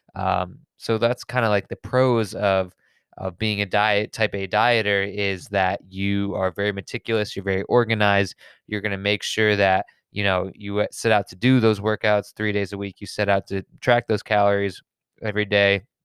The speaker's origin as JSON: {"language": "English", "region": "suburbs of Connecticut", "country": "United States", "said": "I'm from the suburbs of Connecticut"}